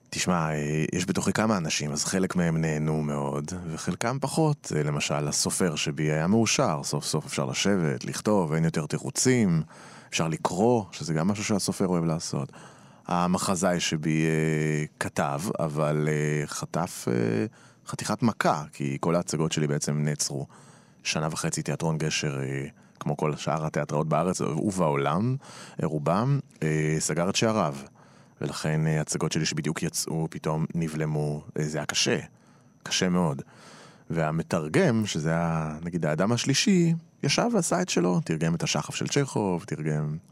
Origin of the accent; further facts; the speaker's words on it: Tel Aviv, Tel Aviv District, Israel; עברנו לנחלת יצחק, שם ביליתי את ילדותי